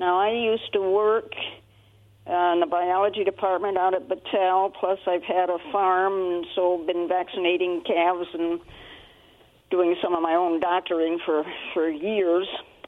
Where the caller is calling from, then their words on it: Benton City, Washington, United States; Oh, if you're still got me on hold … from Benton City.